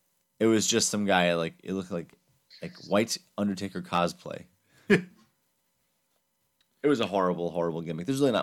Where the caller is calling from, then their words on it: Minnesota, United States; I'm calling in from Minnesota, guys.